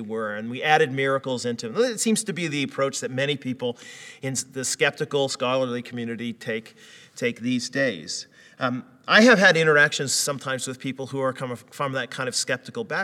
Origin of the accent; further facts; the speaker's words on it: United States; moved away; growing up in the States